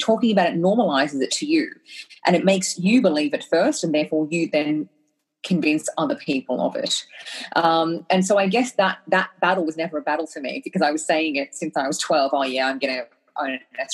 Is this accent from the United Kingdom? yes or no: no; Australia; I was brought to Australia by my incredible parents when I was one, and had the incredible privilege of growing up in Australia and having an Australian education.